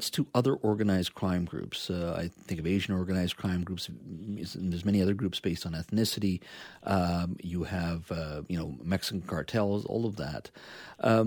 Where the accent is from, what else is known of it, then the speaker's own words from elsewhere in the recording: Williams Lake, British Columbia, Canada; where I grew up in Williams Lake